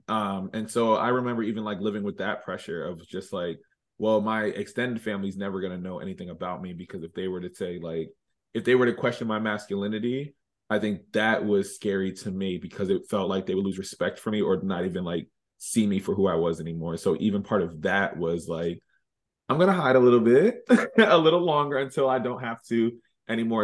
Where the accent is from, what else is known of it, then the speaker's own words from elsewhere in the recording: Reading, Pennsylvania, United States; moved away as an adult; now in Philadelphia, United States; born and raised in Redding, Pennsylvania. I've been living in Philly for the last three and a half years now